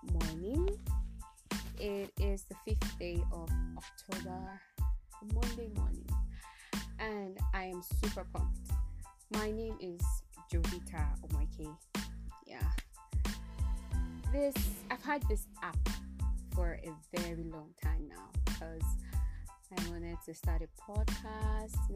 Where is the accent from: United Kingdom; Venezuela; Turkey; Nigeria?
Nigeria